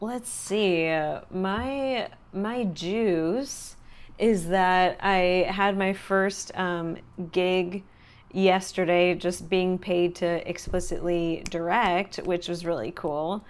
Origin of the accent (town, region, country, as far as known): Los Angeles, California, United States; born or raised there